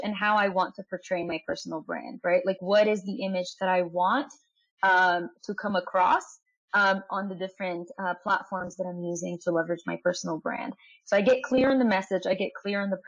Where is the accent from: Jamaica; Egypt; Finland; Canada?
Egypt; I'm from Egypt